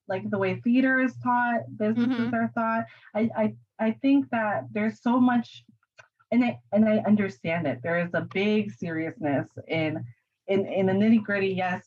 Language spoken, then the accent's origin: English; New York, United States; moved away; I'm a New York girl, I'm from New York